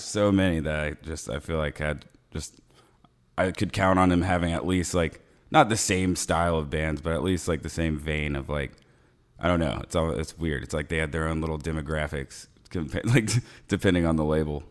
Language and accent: English; Ocala, Florida, United States; we're from Ocala, so it's like, like, like smack dab in the middle of Florida